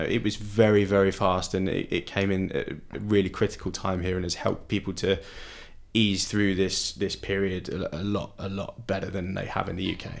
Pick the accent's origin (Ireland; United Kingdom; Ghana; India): United Kingdom; moved away as an adult; now in Berlin, Germany; being British